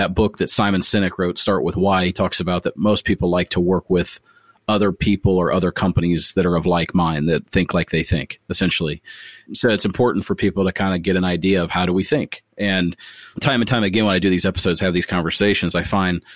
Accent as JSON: {"language": "English", "town": "Springfield", "region": "Ohio", "country": "United States", "tie": "born or raised there", "moved": "yes", "said": "my hometown, Springfield, Ohio"}